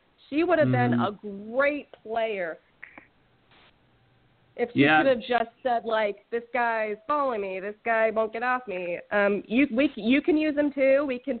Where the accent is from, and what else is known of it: Salem, Massachusetts, United States